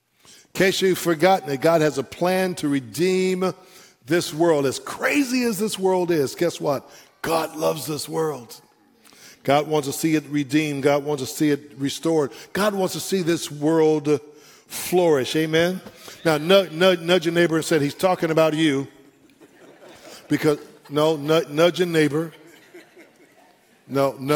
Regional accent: San Francisco, California, United States; I'm from San Francisco, that concrete jungle

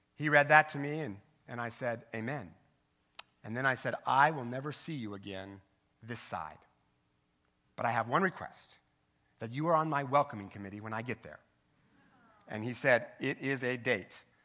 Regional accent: Richland, Washington, United States; my hometown newspaper, the Tri-City Herald in Richland, Washington

